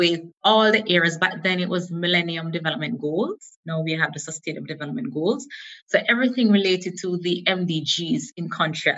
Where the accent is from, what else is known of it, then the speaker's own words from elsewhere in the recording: Jamaica; moved away as an adult; also born or lived in South Korea; now in Netherlands; from a young child growing up in Jamaica